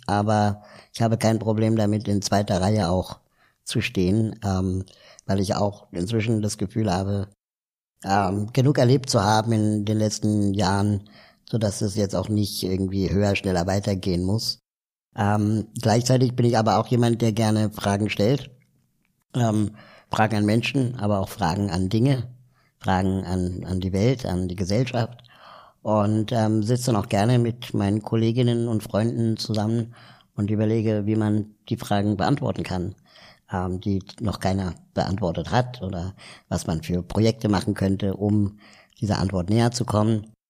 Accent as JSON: {"language": "German", "region": "Berlin", "country": "Germany", "tie": "born or raised there", "also_born_or_lived": "South America / Peru", "said": "ich bin zwar in Berlin aufgewachsen"}